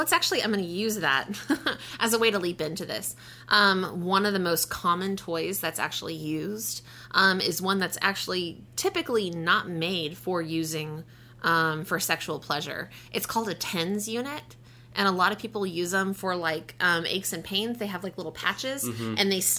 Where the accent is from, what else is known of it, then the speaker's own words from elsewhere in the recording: West Texas, United States; I'm from West Texas.